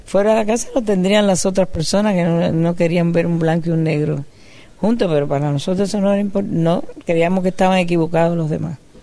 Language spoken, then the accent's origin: Spanish; Cuba; yo soy cubana, caribeña